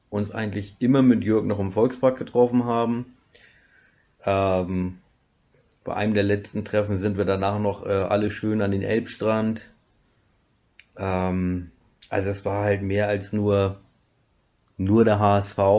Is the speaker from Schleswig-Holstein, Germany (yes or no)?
yes; Schleswig-Holstein, Germany; moved away; komme ich tatsächlich mittlerweile aus dem Schwarzwald, Breisgau, ursprünglich aus dem Holsteinischen.